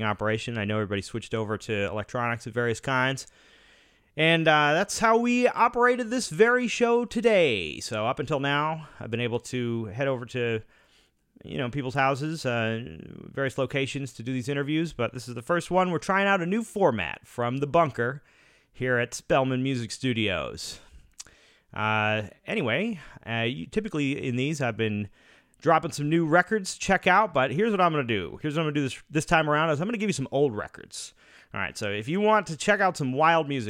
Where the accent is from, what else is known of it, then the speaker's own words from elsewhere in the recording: Boston, Massachusetts, United States; growing up in the Boston area